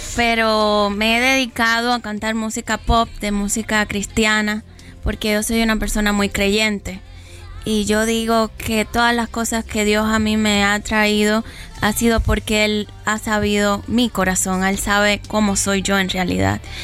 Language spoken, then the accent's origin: Spanish; Cuba; Yo soy cubana.